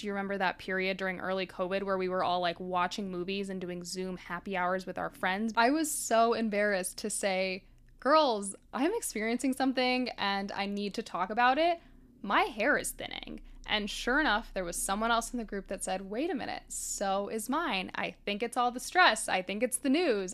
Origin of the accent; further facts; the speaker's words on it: Miami, Florida, United States; I grew up in Miami